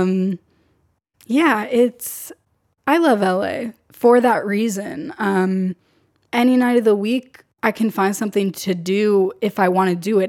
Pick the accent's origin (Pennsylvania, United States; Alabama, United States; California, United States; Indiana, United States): California, United States; San Diego; moved away as an adult; now in Los Angeles, United States; I'm from San Diego. I was born and raised in San Diego my entire life.